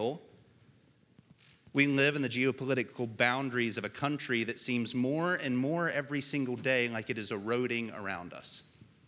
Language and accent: English; United States; you and I gain our citizenship as American citizens